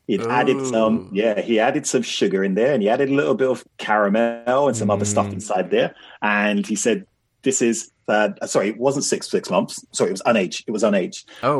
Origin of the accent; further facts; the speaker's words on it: Jamaica; Now, as a Jamaican, I was like, oh, yeah, Jamaica.